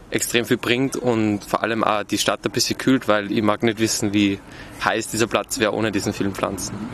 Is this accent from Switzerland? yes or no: no; Austria; Wir sind aus Österreich da und das erste Mal in Lübeck